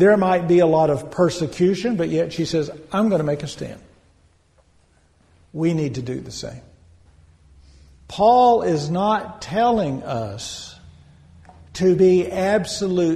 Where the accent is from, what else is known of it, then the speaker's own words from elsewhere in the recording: United States; as American Christians